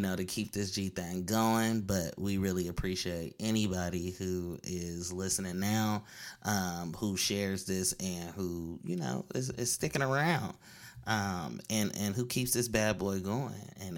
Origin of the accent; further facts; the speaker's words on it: Oakland, California, United States; I'm from Deep East Oakland.